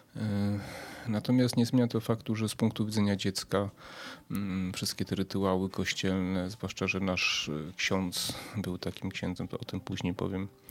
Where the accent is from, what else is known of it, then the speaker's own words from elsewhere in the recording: Przemyśl, Subcarpathian Voivodeship, Poland; ja z Przemyśla pochodzę. E, kiedyś na ulicy Pierwszego Maja, dzisiaj na ulicy Dworskiego, na parterze w kamienicy